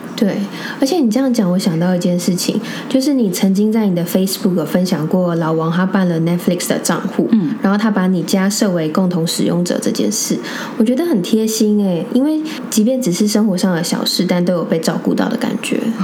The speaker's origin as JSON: {"language": "Chinese", "region": "Taipei", "country": "Taiwan", "tie": "born or raised there", "said": "我们从小在台北长大"}